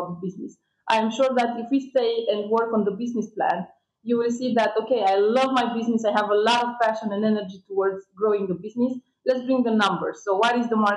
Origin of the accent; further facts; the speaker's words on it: Romania; it was a minus sometimes to come from Romania